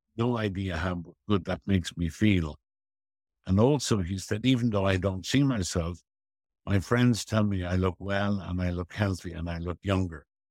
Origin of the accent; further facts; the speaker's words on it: Dublin, Leinster, Ireland; I had a very, very happy childhood on Griffith Avenue and went to Merino School and Belvedere College